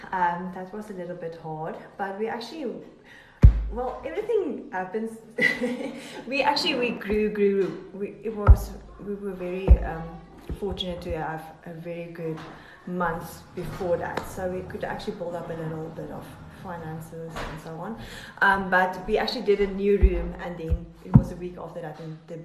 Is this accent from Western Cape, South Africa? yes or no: yes; Cape Town, Western Cape, South Africa; No, I came from Cape Town, and yeah.